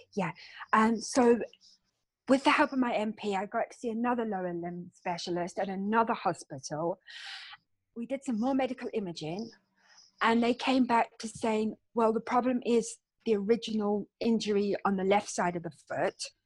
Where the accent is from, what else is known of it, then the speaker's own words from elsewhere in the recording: Cape Town, Western Cape, South Africa; now in London, United Kingdom; I'm actually from a place called Cape Town in South Africa. Mm. And uh, my childhood was full of beaches and sunshine